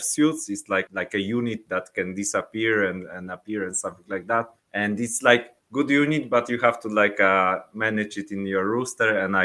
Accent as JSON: {"language": "English", "town": "Szczecin", "region": "West Pomeranian Voivodeship", "country": "Poland", "tie": "born or raised there", "second_language": "English", "said": "So I'm from Poland. We are from Szczecin. It's like near Baltic Sea, near the border with Germany"}